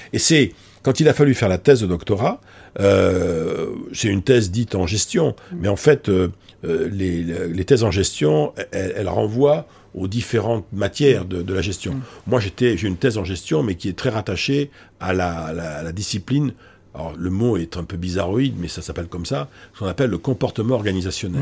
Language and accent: French; Bordeaux, Nouvelle-Aquitaine, France; moved away as an adult; now in Paris, France; je suis donc moi d'origine je suis bordelais, hein. je suis né à Bordeaux Bordeaux, grandi. Euh, j'ai quitté Bordeaux en 1984 pour venir m'installer à Paris